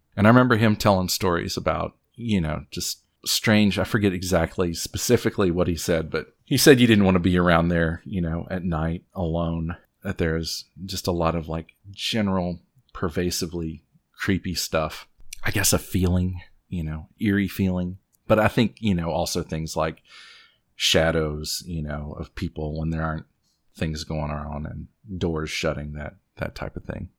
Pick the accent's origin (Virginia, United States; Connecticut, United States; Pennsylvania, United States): Virginia, United States; Southwest; I'm from Southwest Virginia